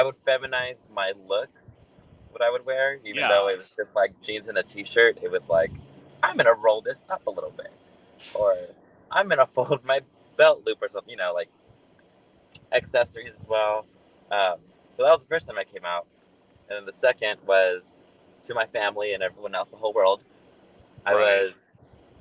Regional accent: Los Angeles, California, United States; I am from here in California. Just been living in LA my whole life. Moved like 10 times growing up

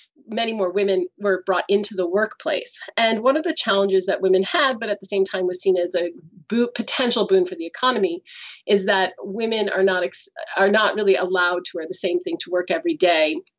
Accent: United States; moved away as an adult; now in Canada; I'm American

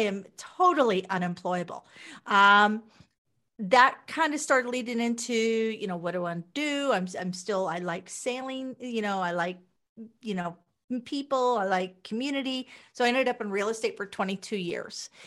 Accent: Wichita, Kansas, United States; moved away as an adult; also born or lived in Las Vegas, Nevada; now in Canada; I'm originally from Wichita, Kansas.

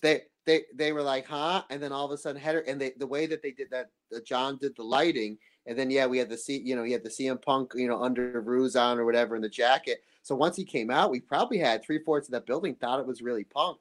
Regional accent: United States; I'm obviously from America

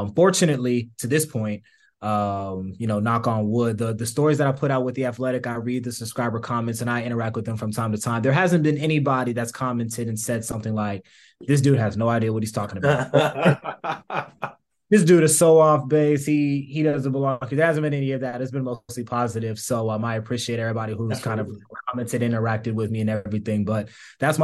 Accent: Atlanta, Georgia, United States; moved away as an adult; also born or lived in Iowa; being from the South and growing up in Georgia, going to Georgia

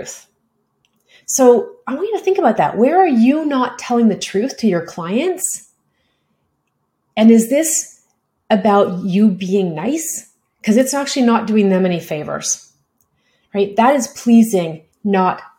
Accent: Canada; I'm a Canadian

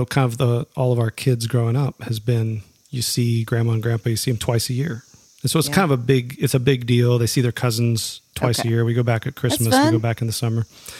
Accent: Minnesota, United States; moved away; I grew up in Minnesota. My and most of my family and all of my wife's family are still back there.

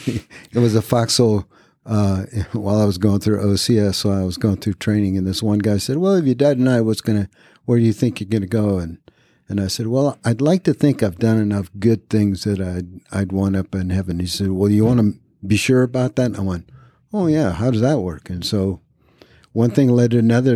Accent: Reno, Nevada, United States; moved away as an adult; also born or lived in Japan / Fayetteville, North Carolina; I was born in Japan, raised in all over the world, came to the United States uh, when I was about nine. Um, raised in Reno, Nevada

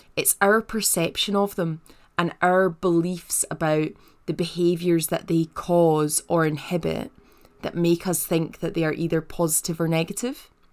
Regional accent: Paisley, Scotland, United Kingdom; I'm from Paisley, which is just outside of Glasgow, and West Coast Scots

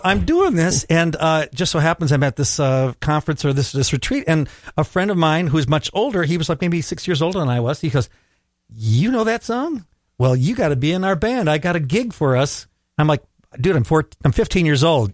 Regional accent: Minneapolis, Minnesota, United States; I'm from Southwest Minneapolis

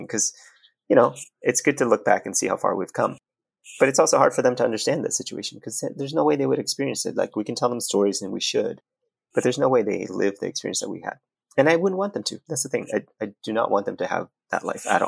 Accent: New York City, New York, United States; moved away as an adult; also born or lived in Vietnam; now in Palo Alto, United States; I grew up in New York City

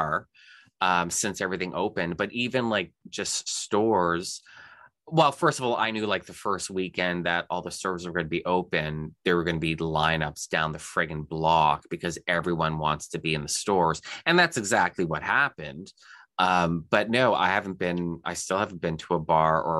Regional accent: Canada; as a Canadian

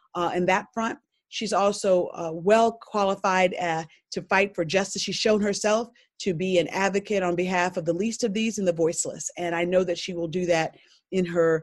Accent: Selma, Alabama, United States; growing up in Selma, Alabama, and a life member of Brown Chapel AME Church

